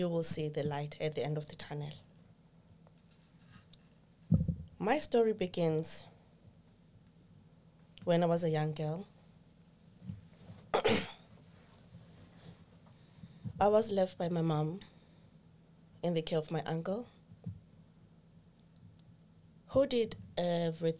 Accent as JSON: {"language": "English", "country": "Zimbabwe", "moved": "as an adult", "lives_now": "Ireland", "said": "Originally, I'm from Zimbabwe. Now I reside here in Ireland."}